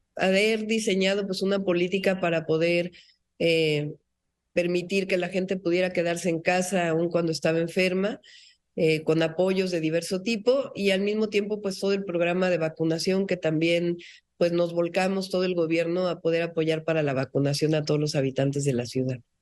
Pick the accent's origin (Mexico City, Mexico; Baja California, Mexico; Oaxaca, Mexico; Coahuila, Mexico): Mexico City, Mexico; Yo soy científica, nací en la Ciudad de México, soy mujer